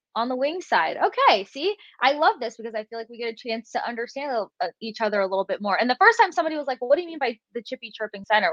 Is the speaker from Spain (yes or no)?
no; Tampa, Florida, United States; Growing up in Tampa and covering your home team